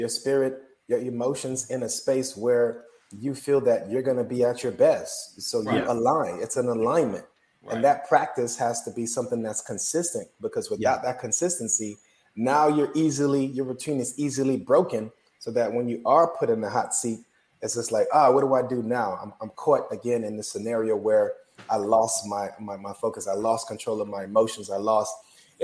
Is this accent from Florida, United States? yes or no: yes; South Florida, United States; moved away; I'm from South Florida